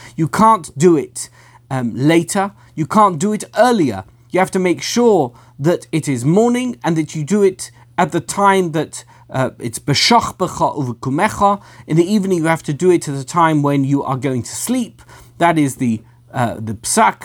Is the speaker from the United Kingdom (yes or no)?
yes; England, United Kingdom; I'm British, I come from England.